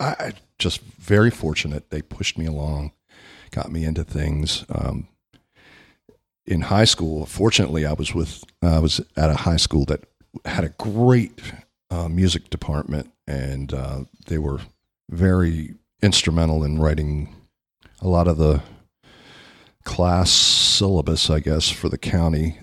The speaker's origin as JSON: {"language": "English", "town": "Baltimore", "region": "Maryland", "country": "United States", "moved": "as an adult", "lives_now": "Florida, United States", "said": "I'm originally from the Baltimore, D C area"}